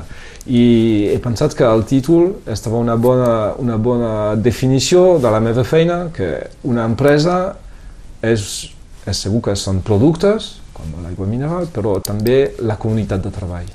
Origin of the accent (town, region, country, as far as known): Perpignan, Occitania, France; born or raised there; Catalan is a second language